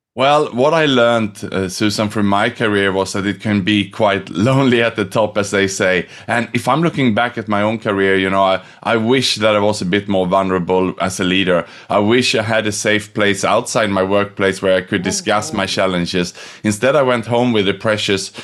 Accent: Sweden; moved away as an adult; also born or lived in Australia / Thailand / Indonesia / Vietnam; now in Singapore; I was born in Sweden, but I left 98 for Australia, which was as far away as I could from home

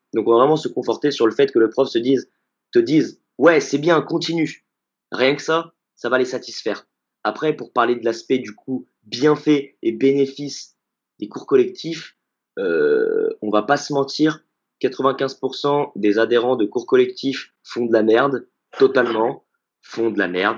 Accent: Grenoble, Auvergne-Rhône-Alpes, France; je suis de Grenoble

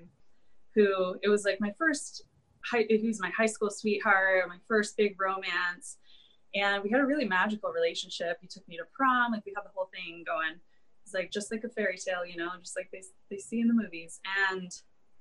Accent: Ann Arbor, Michigan, United States; now in San Diego, United States; I was born and raised in Ann Arbor, Michigan

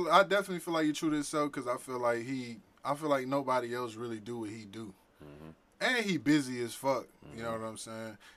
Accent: Louisiana, United States; I'm, I'm we from Louisiana. Like I, I remember riding the bus here

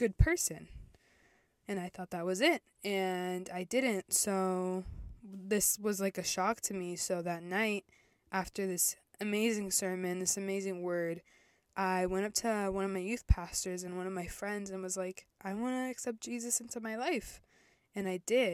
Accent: Virginia, United States; also born or lived in El Salvador / Florida; we moved to Virginia, and I lived and grew up mainly

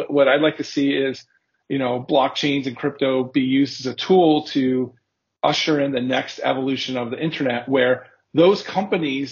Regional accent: Southern California, United States; moved away as an adult; now in Berlin, Germany; I am originally from Southern California in the United States, but now today I live in Berlin. I've been here for 3 years.

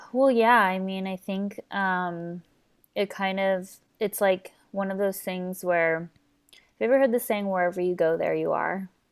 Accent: Southern California, United States; born and raised here in Southern California

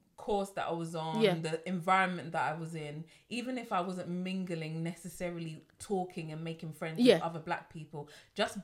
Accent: London, United Kingdom; Me as a Londoner

